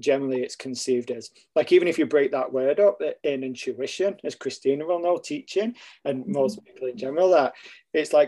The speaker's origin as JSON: {"language": "English", "town": "Stockport", "region": "North West England", "country": "United Kingdom", "tie": "born or raised there", "moved": "as an adult", "lives_now": "Canada", "said": "I'm originally from England, a place called Stockport, close to Manchester. I grew up there, and then I currently now live in Canada"}